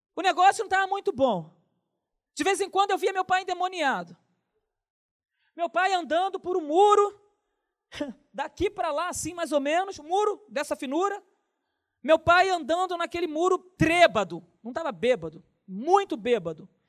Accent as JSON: {"language": "Portuguese", "town": "Nova Iguaçu", "region": "Rio de Janeiro", "country": "Brazil", "tie": "born or raised there", "said": "Quando eu era pequeno, lá em Nova Iguaçu"}